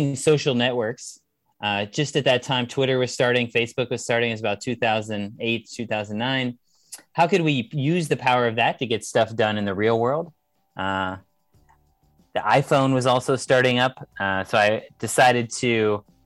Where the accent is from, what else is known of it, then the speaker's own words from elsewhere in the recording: California, United States; I'm from California in the United States